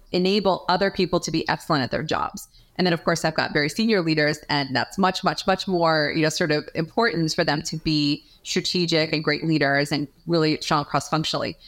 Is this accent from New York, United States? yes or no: yes; New York, United States; moved away; I'm from New York, originally